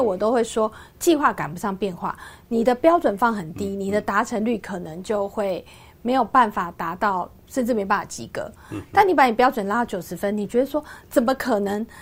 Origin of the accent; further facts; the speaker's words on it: Yingge, New Taipei, Taiwan; 因为在英格的时候，它是乡下，它当时是个工业小镇，不像现在是一个观光小镇